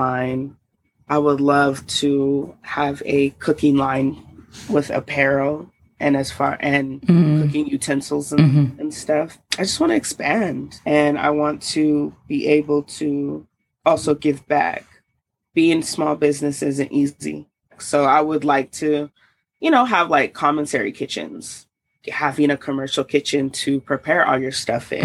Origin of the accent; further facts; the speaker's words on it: Salt Lake City, Utah, United States; also born or lived in Oakland, California / Georgia; now in Denver, United States; I was born in Oakland, California, raised in Salt Lake City, Utah, and then moved to Georgia. And then now I'm here back in Denver. But I grew up mostly in Utah